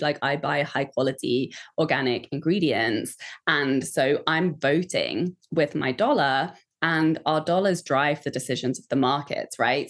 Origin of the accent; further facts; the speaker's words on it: Kent, South East England, United Kingdom; I grew up just outside of London in Kent.